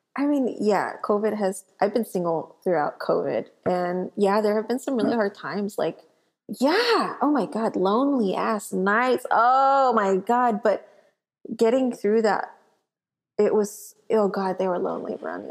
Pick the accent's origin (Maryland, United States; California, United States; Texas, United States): Texas, United States; South; I grew up in South Texas